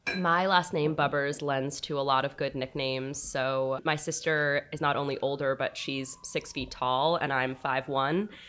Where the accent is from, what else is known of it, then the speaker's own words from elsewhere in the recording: Los Angeles, California, United States; I grew up in Los Angeles, California, up on Beverly Glen in Mulholland